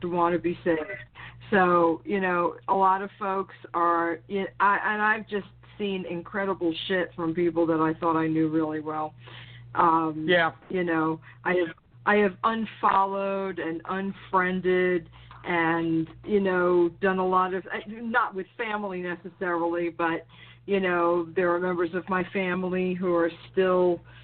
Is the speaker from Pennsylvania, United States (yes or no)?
no; New York, United States; when I was growing up in New York, you know, a town over from him.